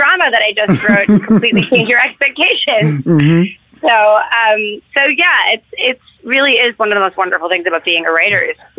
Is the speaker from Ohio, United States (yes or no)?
no; New York City, New York, United States; I grew up in New York City, so I would text like my movie nerd friends who I grew up